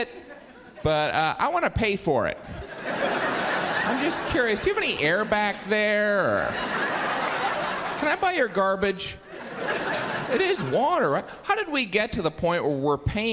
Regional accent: Indiana, United States; now in New York City, United States; I have lived here 10 years. I am originally from Indiana.

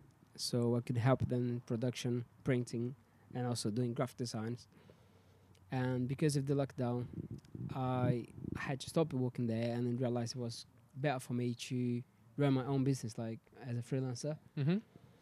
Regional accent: Brazil; Like, I know what people say about Brazil, how dangerous it is and stuff, but I had a great moment

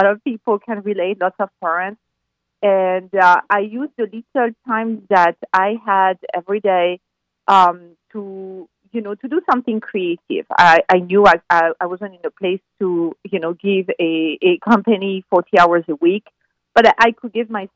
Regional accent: France; moved away as an adult; now in United States; I'm from France. Yes. And I've lived in the U.S. for 20 years now.

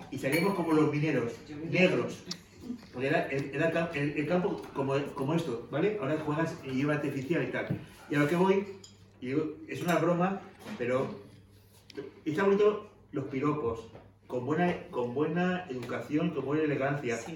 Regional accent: Canary Islands, Spain; born there; Yo nací en Canarias y mi madre es de Sogovia, de un pueblo cerca de la dos Cuellas.

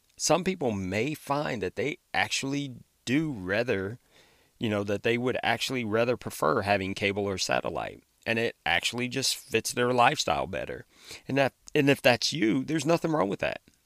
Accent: Ohio, United States; my home state of Ohio

